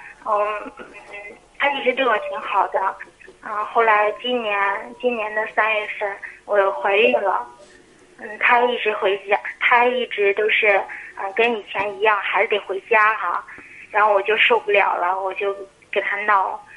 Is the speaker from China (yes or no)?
yes; Jinan, Shandong, China; 我是济南的，二十五岁。